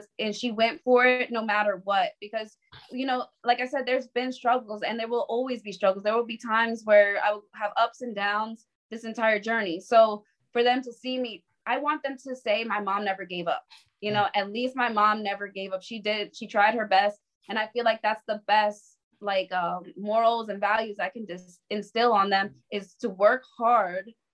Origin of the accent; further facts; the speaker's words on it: New York City, New York, United States; I was from the Bronx. I would have never seen a horse in the Bronx